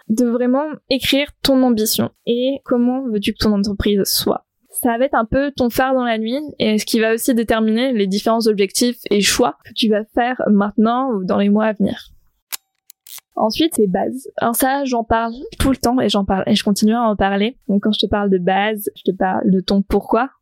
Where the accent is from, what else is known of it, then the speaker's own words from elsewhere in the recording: south of France, France; moved away as an adult; now in Brittany, France; je suis originaire du sud de la France, c'est littéralement dans la diagonale